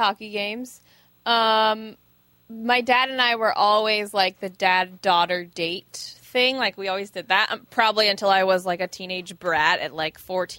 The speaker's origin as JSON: {"language": "English", "town": "Tampa", "region": "Florida", "country": "United States", "tie": "born or raised there", "said": "I grew up in Tampa as a Lightning fan."}